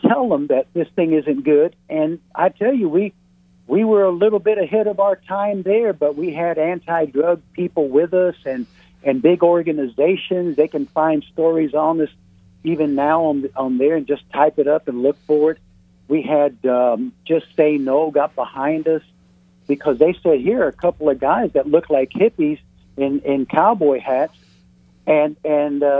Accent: Tampa, Florida, United States; We grew up with it around Tampa

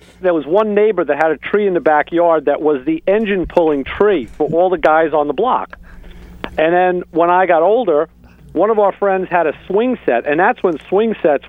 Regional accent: Long Island, New York, United States; born or raised there

